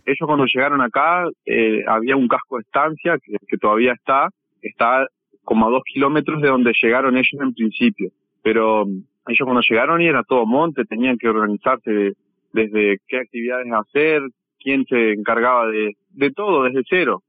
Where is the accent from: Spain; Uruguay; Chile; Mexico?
Uruguay; San Javier, Río Negro; Yo soy de San Javier